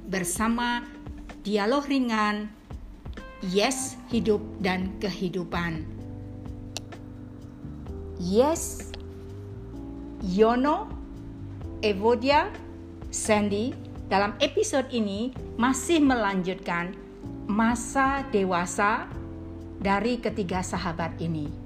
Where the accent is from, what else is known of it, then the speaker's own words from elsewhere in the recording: Medan, North Sumatra, Indonesia; saya sudah bicara saya anak Medan ya